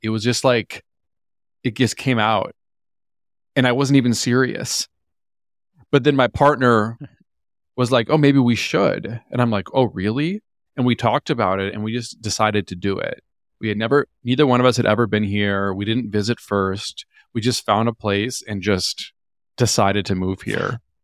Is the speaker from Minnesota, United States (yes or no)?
yes; Minnesota, United States; also born or lived in New York / Los Angeles; now in Austin, United States; I grew up in Minnesota. I'm originally from a small town in Minnesota